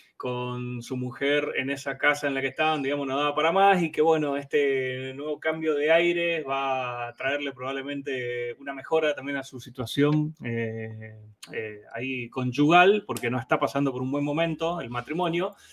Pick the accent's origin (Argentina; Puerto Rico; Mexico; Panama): Argentina; Chaco; also born or lived in Boedo, Buenos Aires; now in Buenos Aires, Argentina; se sabe que soy un chaqueño